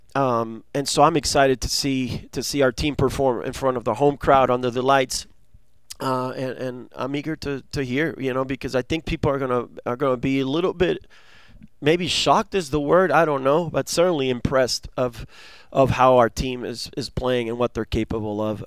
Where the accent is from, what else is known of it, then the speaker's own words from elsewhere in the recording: Argentina; now in United States; I was born in Argentina